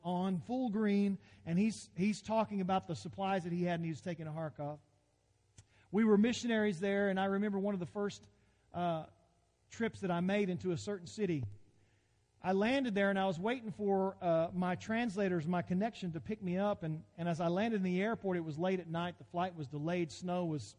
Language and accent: English; United States; I'm an American